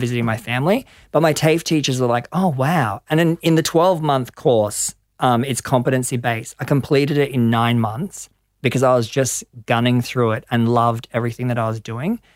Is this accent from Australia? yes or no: yes; Gold Coast, Queensland, Australia; moved away as an adult; also born or lived in London; I grew up on the Gold Coast